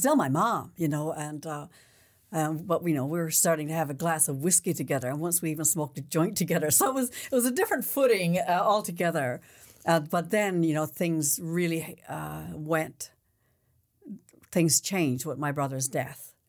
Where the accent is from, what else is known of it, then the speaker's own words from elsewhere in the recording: Newfoundland and Labrador, Canada; I was born there